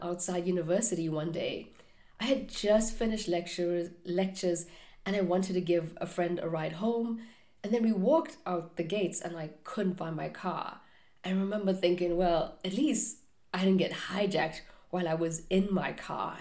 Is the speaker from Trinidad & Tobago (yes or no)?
no; South Africa; moved away; growing up in South Africa, which is not the safest place to live